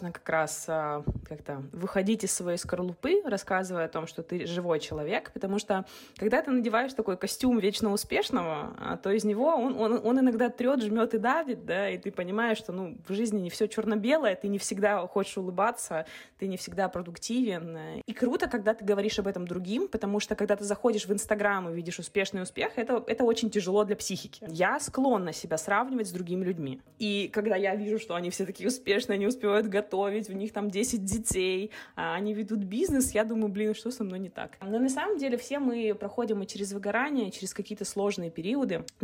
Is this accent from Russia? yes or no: no; Kazakhstan; И нам кажется, что это миграция в Эмираты, в Дубай, да, то есть, ну, потому что мы из Казахстана ездим в Дубай.